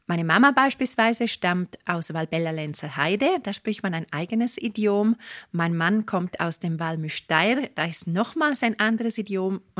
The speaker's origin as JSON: {"language": "German", "town": "Arosa", "region": "Graubünden", "country": "Switzerland", "tie": "born or raised there", "also_born_or_lived": "Davos Platz", "said": "Ich bin in Arosa aufgewachsen, das liegt über dem Berg, eine sehr kleine, wunderschöne Destination. Aktuell wohne ich in Davos Platz, sehr zentral in der höchstgelegensten Alpenstadt Europas"}